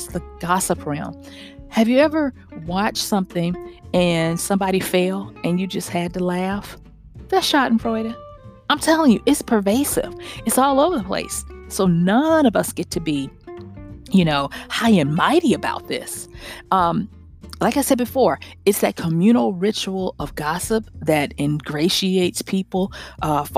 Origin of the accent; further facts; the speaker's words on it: the South, United States; all my siblings and probably a lot of kids growing up in the South